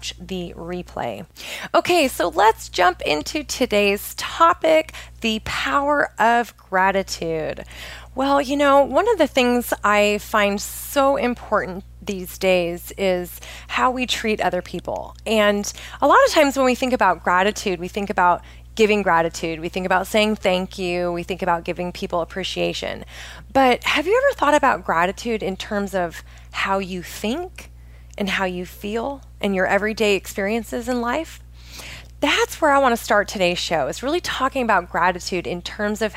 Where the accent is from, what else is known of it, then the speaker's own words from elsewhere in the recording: Oregon, United States; moved away as an adult; I grew up in Oregon